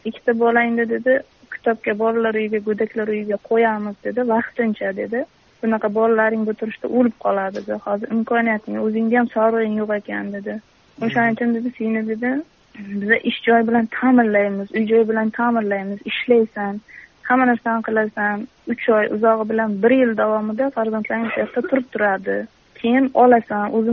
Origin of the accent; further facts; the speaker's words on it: Kamashi District, Kashkadarya Region, Uzbekistan; qashqadaryo viloyati qamashi tumanida tug'ilganman